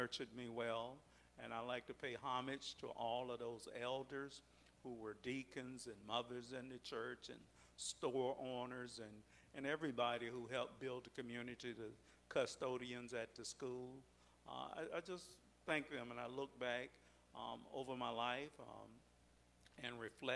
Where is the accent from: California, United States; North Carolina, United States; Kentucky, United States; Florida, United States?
Florida, United States; Brooksville; I was born in Brooksville, Florida, and that's my formation. That's where I came up. That's where I was educated